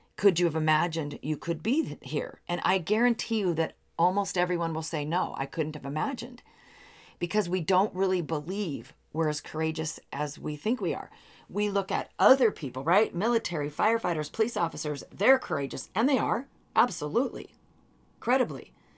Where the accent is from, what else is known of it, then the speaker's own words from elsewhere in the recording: Seattle, Washington, United States; I grew up in the Seattle area